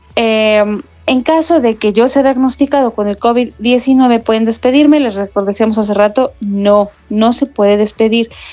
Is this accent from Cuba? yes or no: no; Mexico